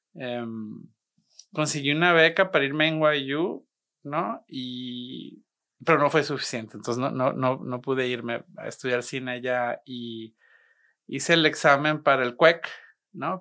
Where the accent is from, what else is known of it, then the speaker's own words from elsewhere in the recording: Monterrey, Nuevo León, Mexico; also born or lived in Guadalajara; Crecí aquí en Monterrey, sí. Nací en Guadalajara, pero crecí aquí en Monterrey, entonces soy, soy regimontano